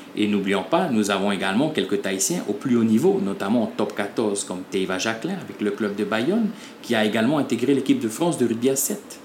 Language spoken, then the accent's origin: French; French Polynesia; chez nous en Polynésie française